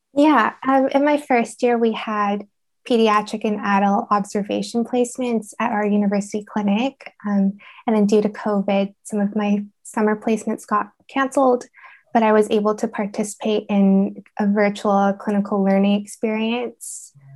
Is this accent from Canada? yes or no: yes; Vancouver, British Columbia, Canada; now in Reading, United Kingdom; I'm originally from Vancouver, Canada